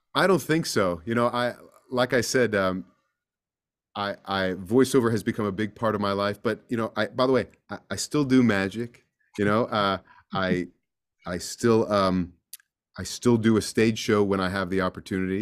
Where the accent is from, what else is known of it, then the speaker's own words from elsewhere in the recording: East Coast, United States; I'm from the East Coast